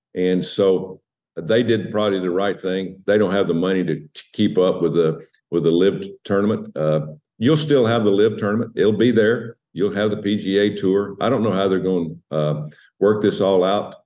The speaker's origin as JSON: {"language": "English", "country": "United States", "said": "I'm an American."}